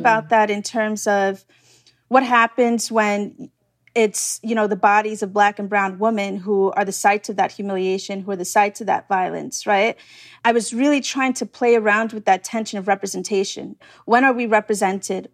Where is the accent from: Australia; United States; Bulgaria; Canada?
United States; New York City, New York